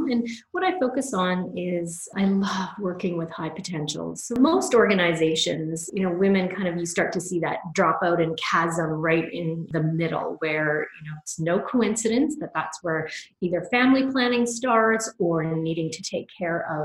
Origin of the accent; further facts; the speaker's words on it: Canada; also born or lived in London, England / Toronto, Canada; I moved from London, England, uh, where I was doing my graduate school, to a little bit smaller uh, city, certainly in Toronto, Canada, but was much bigger than the place that I had